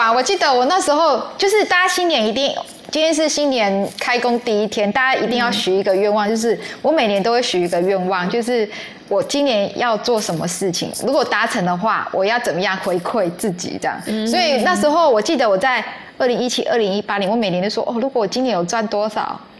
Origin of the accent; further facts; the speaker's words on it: Yunlin County, Taiwan; 其实我跟楚文很像，因为楚文是高雄人，我是云林人啊。